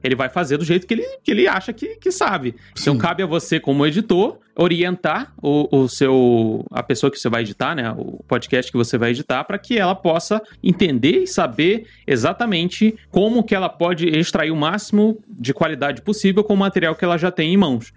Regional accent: Rio de Janeiro, Brazil; also born or lived in Nova Iguaçu; now in São Paulo, Brazil; eu sou do Rio de Janeiro e. Hoje eu moro em São Paulo, mas eu, eu morava em Nova Iguaçu

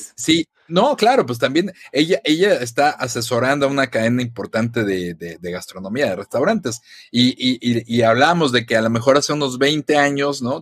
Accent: Mexico; como buen mexicano

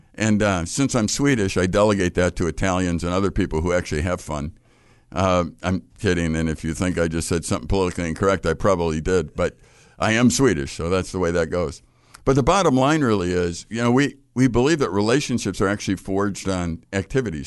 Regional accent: Chicago, Illinois, United States; I grew up in Chicago.

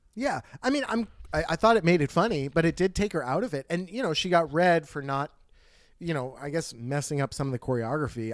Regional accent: New Jersey, United States; we're from New Jersey

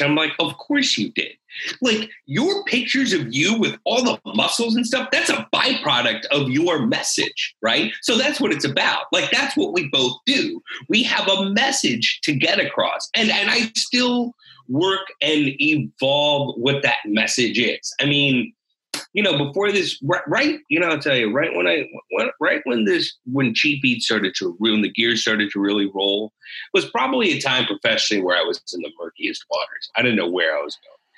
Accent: St. Louis, Missouri, United States; now in Austin, United States; I grew up in St. Louis

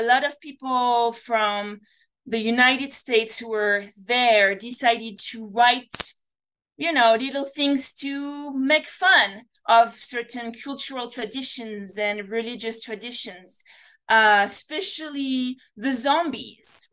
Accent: France; English is a second language; moved away; my accent. You know, I come from France

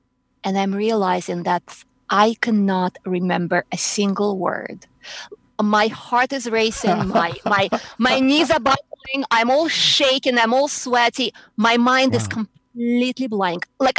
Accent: Moscow, Russia; English is a second language; also born or lived in New York; now in Houston, United States; I was in Moscow, yeah.

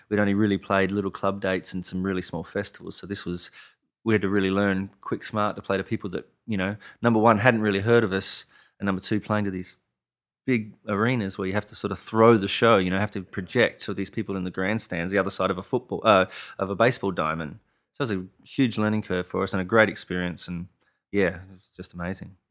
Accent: Adelaide, South Australia, Australia; moved away as an adult; also born or lived in Austin, Texas / Nashville; my hometown of Adelaide

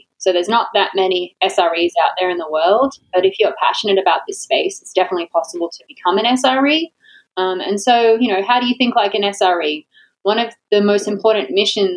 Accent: Australia; now in Florida, United States; I'm Australian. I live in Florida, the most Australian place

